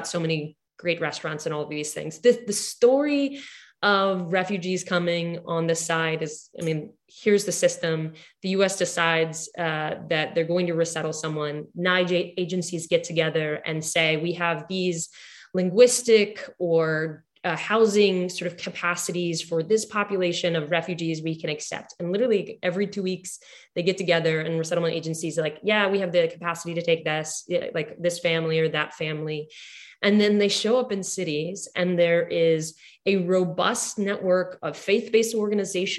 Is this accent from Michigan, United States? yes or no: no; Houston, Texas, United States; I grew up in Houston